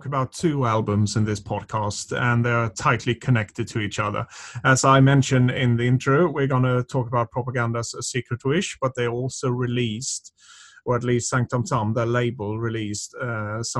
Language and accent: English; Sweden; English is a second language; moved away; I was growing up in Sweden